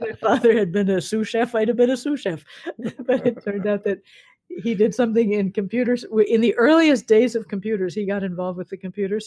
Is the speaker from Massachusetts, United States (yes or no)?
yes; Newton, Massachusetts, United States; I grew up in Newton